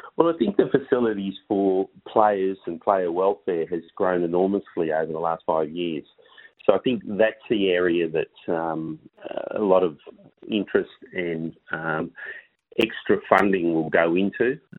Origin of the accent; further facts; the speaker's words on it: Melbourne, Victoria, Australia; moved away as an adult; now in Perth, Australia; I grew up in Melbourne